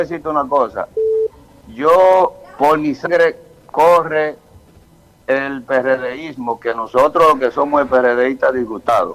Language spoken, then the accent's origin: Spanish; Sosúa, Puerto Plata, Dominican Republic; yo soy de Sosúa